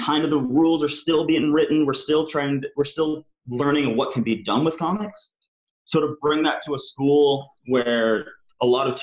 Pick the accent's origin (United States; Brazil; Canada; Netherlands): Canada; also born or lived in United Kingdom; I'm a Canadian and British cartoonist, filmmaker, and educator.